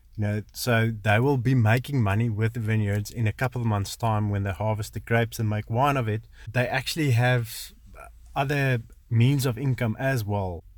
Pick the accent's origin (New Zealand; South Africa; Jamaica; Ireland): South Africa; also born or lived in Potchefstroom; I grew up in the Kalahari, um, studied in Poch